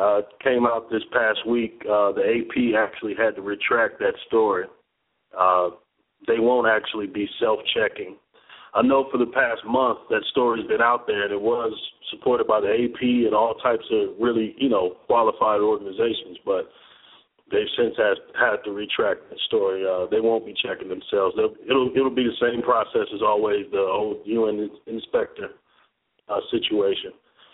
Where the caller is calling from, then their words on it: Atlanta, Georgia, United States; in Atlanta.